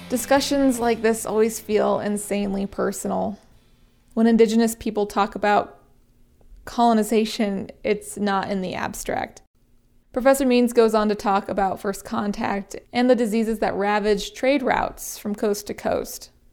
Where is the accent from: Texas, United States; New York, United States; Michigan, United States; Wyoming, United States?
Wyoming, United States; Wind River Reservation; moved away as an adult; now in Montana, United States; it's only four hours away from where I grew up, the Wind River Reservation in Wyoming.